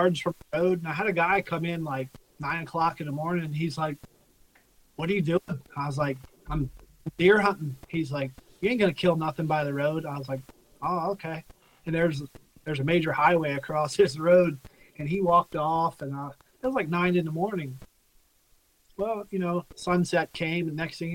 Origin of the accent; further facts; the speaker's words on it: Pennsylvania, United States; now in Breinigsville, United States; I grew up southern PA near the Maryland line